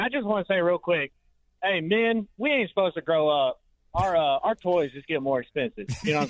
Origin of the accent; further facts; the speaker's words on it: Kansas City, Missouri, United States; also born or lived in South Dakota; I was born in South Dakota, but we moved to Kansas City when I was young